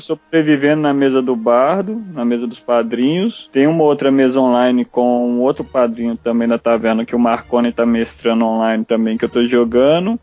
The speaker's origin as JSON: {"language": "Portuguese", "town": "Belo Horizonte", "region": "Minas Gerais", "country": "Brazil", "said": "eu sou de Belo Horizonte"}